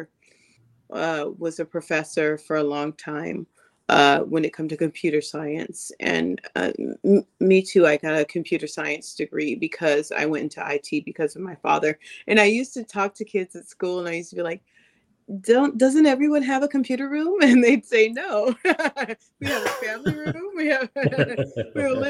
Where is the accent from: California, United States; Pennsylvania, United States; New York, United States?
California, United States; Sacramento; now in Los Angeles, United States; I grew up in Sacramento, but now I live in Los Angeles